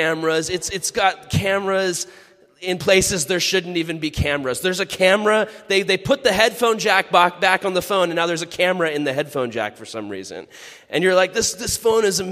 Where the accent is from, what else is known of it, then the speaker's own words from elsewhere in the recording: California, United States; I'm a Californian. I talk like a normal person